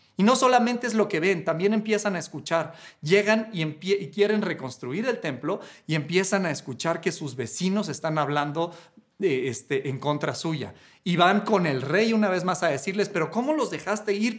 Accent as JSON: {"language": "Spanish", "country": "Mexico", "said": "cuando me fui fuera de México un tiempo"}